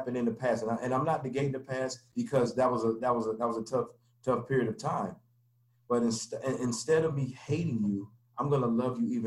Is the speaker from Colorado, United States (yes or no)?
yes; Denver, Colorado, United States; I grew up in Denver, Colorado. I'm from Denver, Colorado. And I grew up there, you know, basically all my life